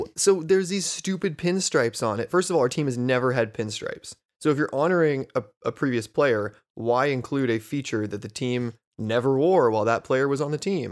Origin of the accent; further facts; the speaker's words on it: San Diego, California, United States; moved away as an adult; now in East Bay, United States; we grew up in San Diego